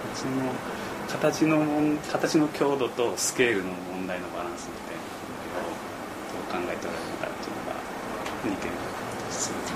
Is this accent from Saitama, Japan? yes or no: no; Sakai, Osaka, Japan; 僕も堺出身